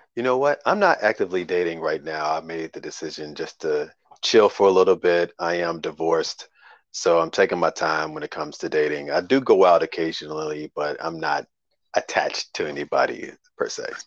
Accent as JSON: {"language": "English", "region": "Kentucky", "country": "United States", "also_born_or_lived": "Chicago area", "moved": "yes", "lives_now": "Chicago, United States", "said": "I'm from Kentucky, but I'm living in the uh, Chicago area"}